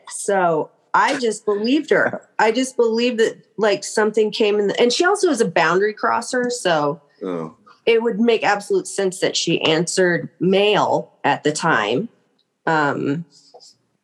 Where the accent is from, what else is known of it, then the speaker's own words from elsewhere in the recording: Indiana, United States; moved away as an adult; I was from Indiana